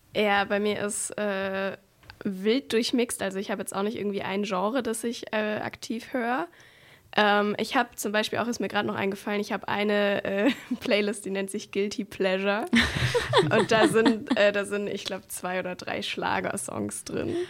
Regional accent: Swabia, Germany; ich bin Schwabe

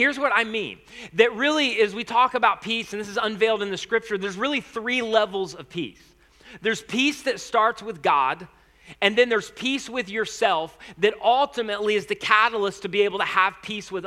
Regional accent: United States; first language English; I was born in the United States of America

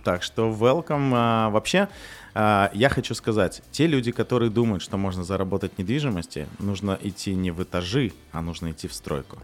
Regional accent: Kyrgyzstan; also born or lived in Russia / Kazakhstan; now in Dubai, United Arab Emirates; я на самом деле сам из Кыргызстана

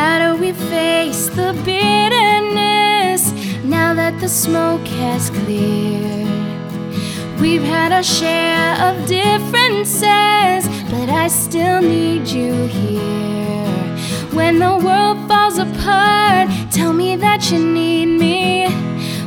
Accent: New York City, New York, United States; now in Los Angeles, United States; I was born in New York City, and I had to move to LA because of my parents

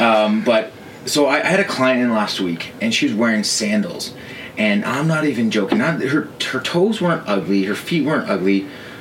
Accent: Canada; growing up in Canada

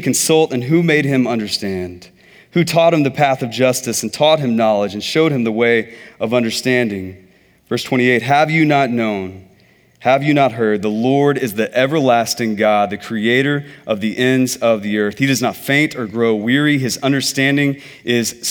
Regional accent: Texas, United States; I'm from Texas.

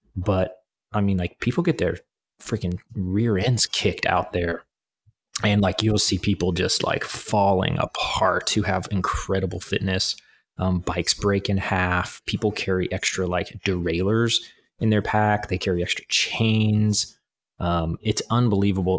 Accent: Kansas, United States; I'm from Kansas, from the, the prairie area, and then it's right next to the Flint Hills

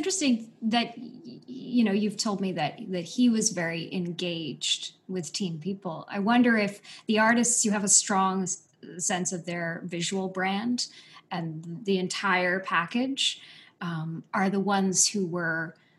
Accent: Canada; I'm a Canadian, so I know that. I did French immersion.

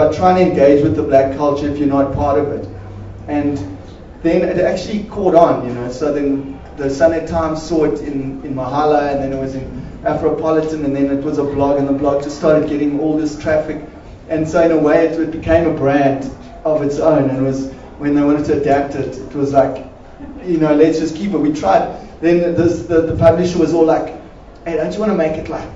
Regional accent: Port Elizabeth, Eastern Cape, South Africa; we're actually both from Port Elizabeth

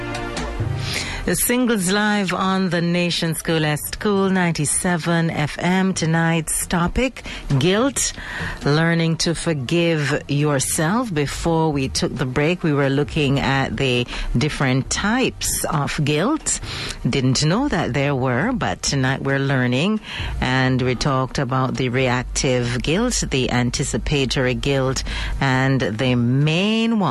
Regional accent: Jamaica; I am a Jamaican

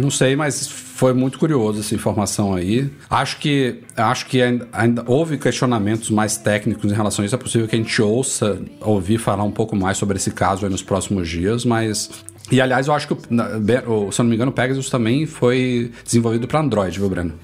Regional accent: Salvador, Bahia, Brazil; em Salvador, na minha terrinha lá

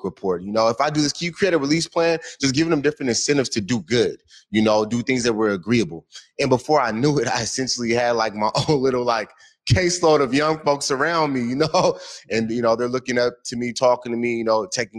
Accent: Seattle, Washington, United States; also born or lived in San Antonio, Texas; Born in San Antonio, Texas, came out here when I was like 1 year old.

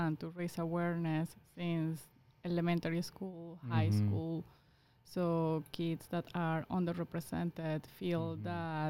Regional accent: Caracas, Capital District, Venezuela; English is a second language; moved away as an adult; also born or lived in Phoenix, Arizona / Philadelphia; now in Des Moines, United States; I'm from Caracas, Venezuela.

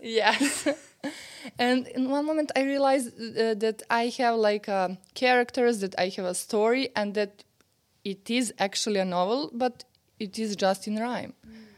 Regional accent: Serbia; English is a second language; I'm from Serbia. Yeah. I live in Belgrade

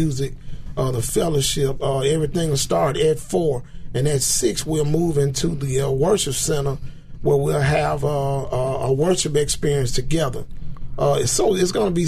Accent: Memphis, Tennessee, United States; also born or lived in Somerville, Tennessee; I grew up here in Memphis. I've been in Memphis all my life

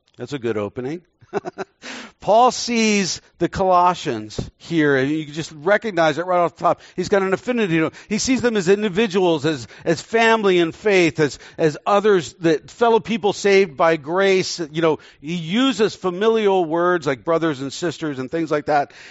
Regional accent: Texas, United States; moved away; also born or lived in Indonesia; I was born in Texas, so I'm a Texan

